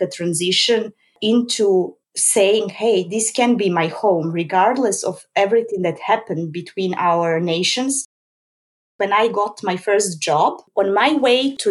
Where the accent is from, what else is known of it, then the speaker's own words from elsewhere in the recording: Belgrade, Serbia; moved away as an adult; now in Amsterdam, Netherlands; I basically grew up in Belgrade.